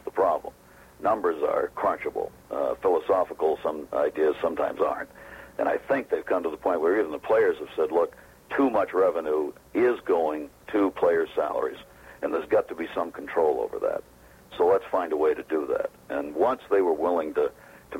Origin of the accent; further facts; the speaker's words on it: Maine, United States; moved away; That's where I'm from, right. Born and raised